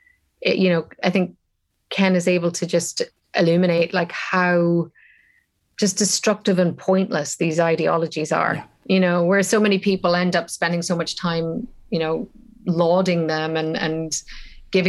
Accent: Ireland; as an Irish person, you know, the tragedy of what happened in my country

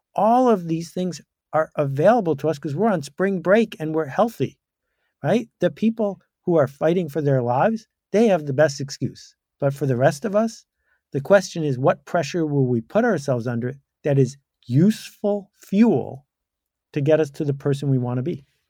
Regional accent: Buffalo, New York, United States; I grew up in Buffalo, New York

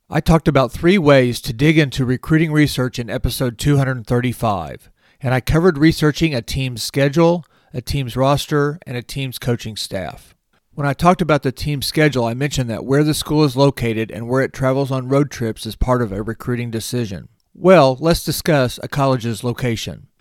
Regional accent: near Springfield, Missouri, United States; Missouri State's campus is just fifteen miles from my hometown

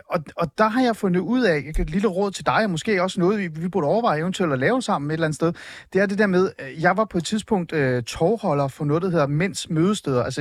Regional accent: Hornbæk, Capital Region of Denmark, Denmark; jeg er fra altså- Nordsjælland, Manu. Jeg er fra Hornbæk, Ålskov.

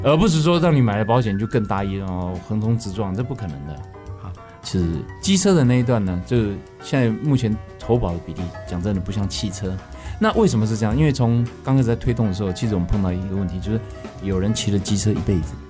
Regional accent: Taiwan; 我们中国人的台湾这边的社会

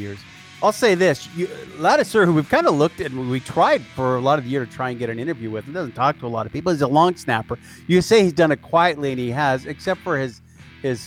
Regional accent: Canada

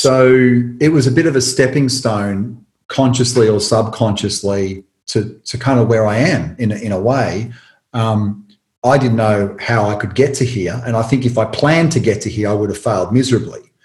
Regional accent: Tullamarine, Victoria, Australia; where I grew up in Tullamarine, there was a drive-in cinema

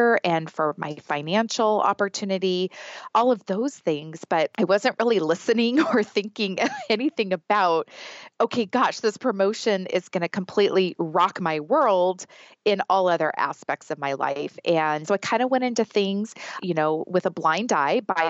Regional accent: Southern California, United States; I was born and raised in Southern California. I've never lived anywhere else.

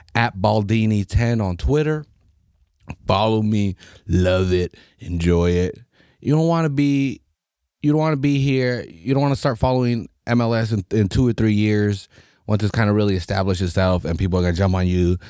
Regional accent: United States; as American soccer fans

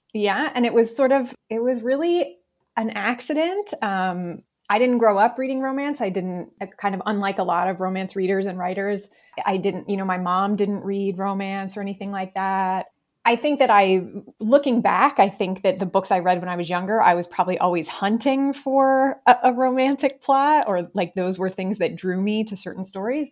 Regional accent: Ohio, United States; moved away as an adult; I was born and raised in Ohio

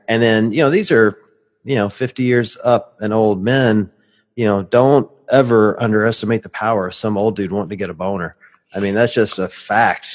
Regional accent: Cleveland, Ohio, United States; Cleveland is a metropolitan city

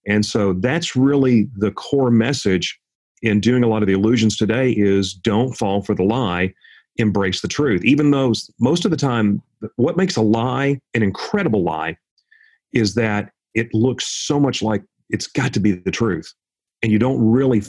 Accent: Jackson, Tennessee, United States; I grew up in Jackson, Tennessee

